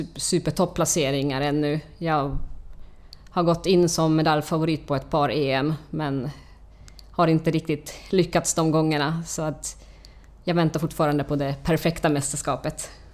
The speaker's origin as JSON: {"language": "Swedish", "country": "Finland", "moved": "as an adult", "lives_now": "Stockholm, Sweden", "said": "Jag kommer från Finland, flyttade hit för, till Stockholm för 20 år sedan"}